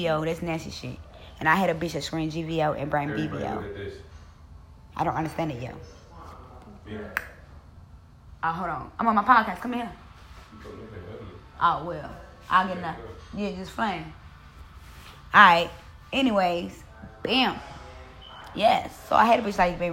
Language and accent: English; Mississippi, United States; I'm from Mississippi.